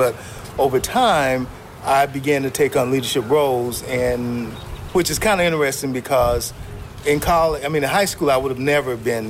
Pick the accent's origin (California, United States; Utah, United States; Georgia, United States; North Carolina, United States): North Carolina, United States; moved away as an adult; also born or lived in Indiana / Texas; now in Denton, United States; I grew up in North Carolina, and a little small town, 12,000 people